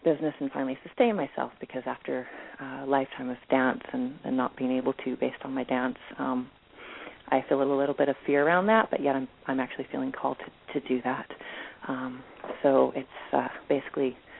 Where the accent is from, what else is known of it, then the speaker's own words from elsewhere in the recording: Bay Area of California, United States; now in British Columbia, Canada; I am from the Bay Area of California, and I moved away from there into a tiny village, and we've been homesteading and creating a whole new life up in British Columbia.